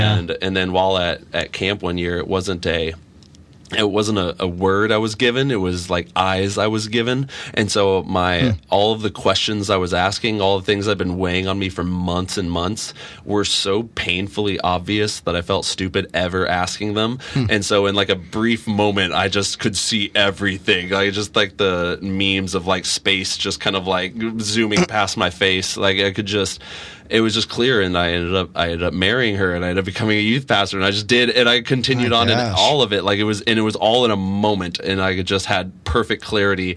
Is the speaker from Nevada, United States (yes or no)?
no; Olathe, Kansas, United States; also born or lived in Dallas, Texas; I grew up in Olathe.